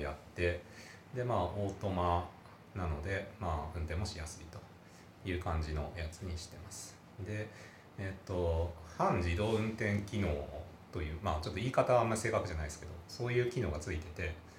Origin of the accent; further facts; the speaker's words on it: Okayama, Japan; moved away; also born or lived in Nagoya; もともと岡山出身なんですけど